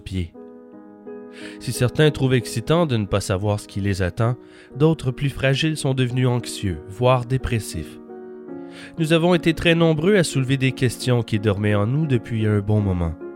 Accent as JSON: {"language": "French", "region": "Quebec", "country": "Canada", "said": "je suis hors du Québec depuis plus d'un an."}